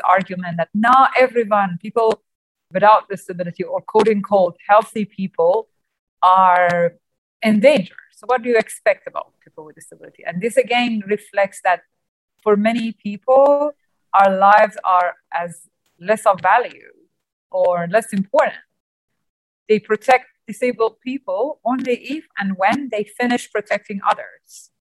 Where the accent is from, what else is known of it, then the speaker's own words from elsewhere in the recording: Iran; I was born blind and I'm from Iran.